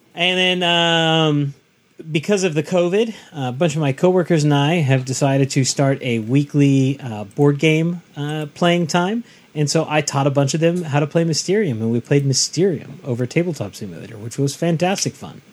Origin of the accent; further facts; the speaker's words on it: Southern California, United States; growing up in Southern California